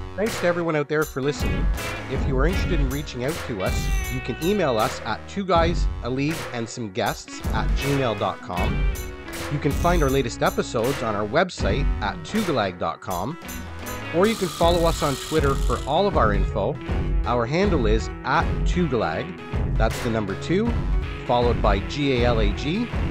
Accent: Canada; we're Canadian boys

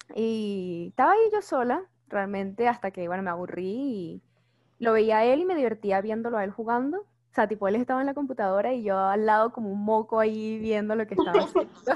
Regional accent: Caracas, Capital District, Venezuela; soy era de Caracas, soy de Caracas

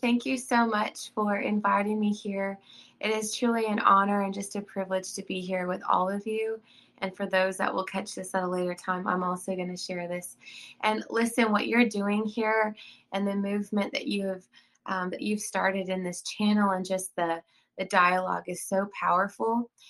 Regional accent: Austin, Texas, United States; born there; now in South Carolina, United States; I'm a native Texan. I was born in Austin. I did not grow up there. I moved around quite a bit.

